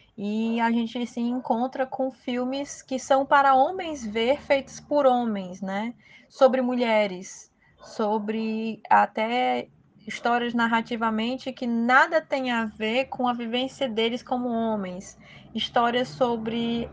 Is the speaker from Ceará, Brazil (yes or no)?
yes; Ceará, Brazil; como brasileira, como nordestina e como cearense que faz cinema